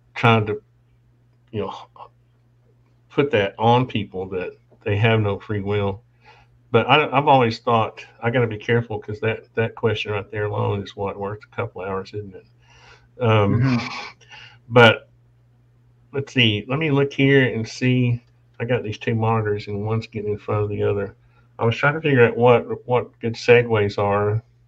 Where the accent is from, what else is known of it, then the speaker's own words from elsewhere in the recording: Appalachia, United States; We were brought up poor. I was born in the Appalachians.